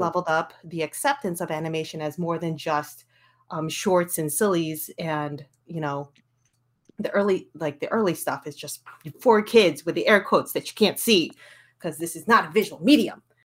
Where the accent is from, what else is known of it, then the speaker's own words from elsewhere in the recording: Skokie, Illinois, United States; I'm born and raised Skokie, Illinois, a suburb